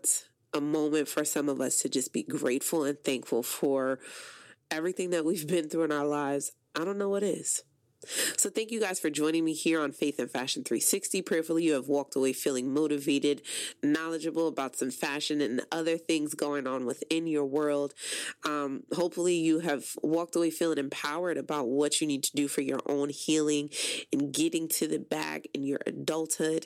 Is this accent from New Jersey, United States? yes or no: yes; Paterson, New Jersey, United States; moved away; I am originally from Paterson, New Jersey